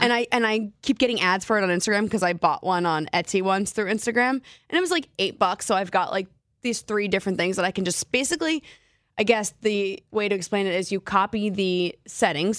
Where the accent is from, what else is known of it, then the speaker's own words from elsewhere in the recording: New Jersey, United States; moved away as an adult; now in Seattle, United States; I was born and raised in New Jersey, and then I moved to Seattle three years ago.